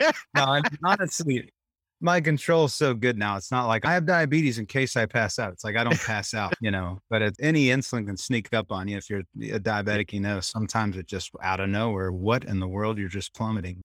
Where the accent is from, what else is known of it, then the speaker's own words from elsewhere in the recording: Temple, Texas, United States; I grew up in Temple, Texas